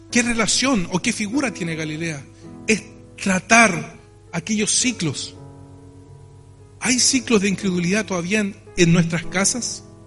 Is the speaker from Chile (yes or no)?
yes; Chile; nosotros tenemos como chilenos